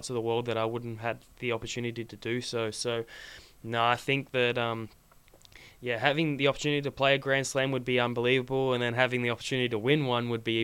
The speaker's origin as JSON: {"language": "English", "town": "Sydney", "region": "New South Wales", "country": "Australia", "tie": "born or raised there", "moved": "yes", "said": "when I was growing up in Sydney"}